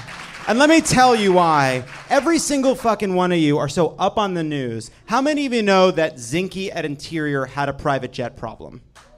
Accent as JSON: {"language": "English", "region": "New York", "country": "United States", "tie": "born or raised there", "said": "I grew up in New York"}